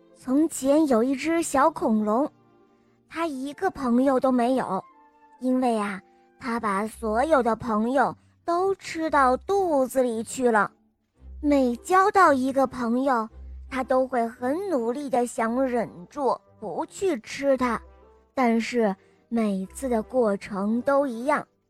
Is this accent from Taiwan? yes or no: no; Shijiazhuang, Hebei, China; 我来自石家庄